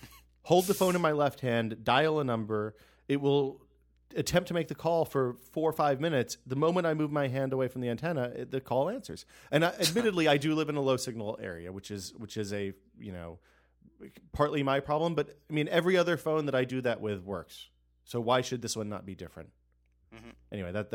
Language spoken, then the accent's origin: English; United States; something you should – would be an interesting story for you to write is all the stuff that you can't get as a Canadian we Americans can get.